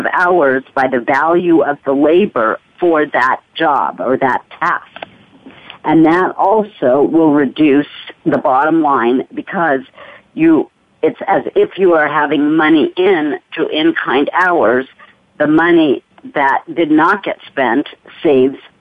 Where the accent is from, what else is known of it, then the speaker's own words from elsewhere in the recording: Arizona, United States; Arizona, which is my home state